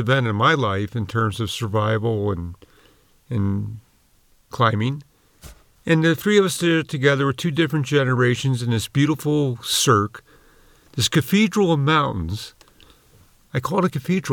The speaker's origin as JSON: {"language": "English", "town": "Philadelphia", "region": "Pennsylvania", "country": "United States", "tie": "born or raised there", "said": "growing up in Philadelphia"}